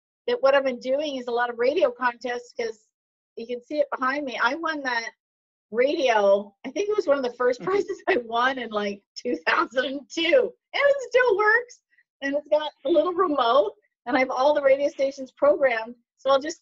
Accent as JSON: {"language": "English", "country": "Canada", "said": "I'm Canadian"}